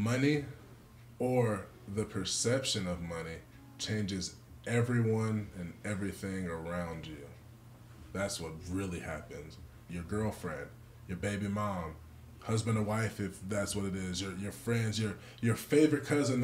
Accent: California, United States; I'm a Californian.

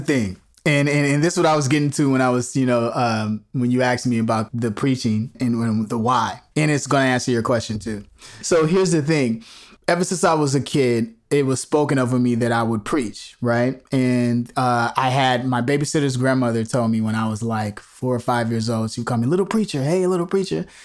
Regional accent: Chicago, Illinois, United States; moved away; growing up in Chicago

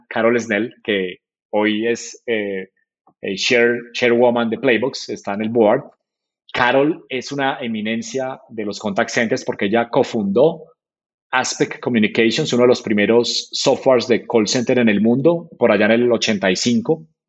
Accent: Manizales, Caldas, Colombia; moved away as an adult; also born or lived in Santiago, Chile / Silicon Valley; soy de Colombia, estoy en Silicon Valley por, por tres, cuatro meses

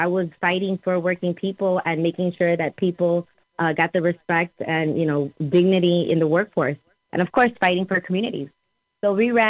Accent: Miami, Florida, United States; I was born and raised in Miami, Florida

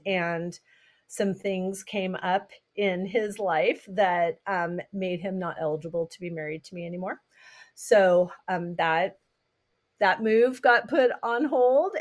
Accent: Southern California, United States; now in Massachusetts, United States; I grew up in Southern California, but my mom is from Massachusetts.

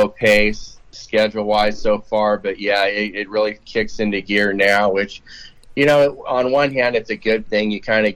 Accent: Huntington Beach, California, United States; also born or lived in Hemet, California; growing up out there in California, and then I grew up in Huntington Beach, but then we moved to Hemet out by Temecula there

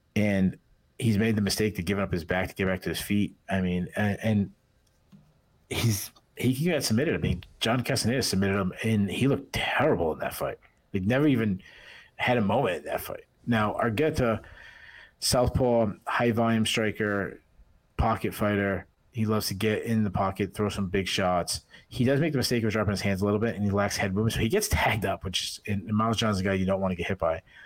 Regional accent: New England, United States; I'm from New England

